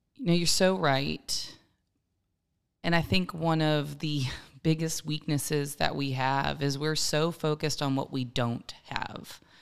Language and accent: English; Maryland, United States; now in Columbia, United States; I was born and raised in Maryland, but Columbia has certainly been my home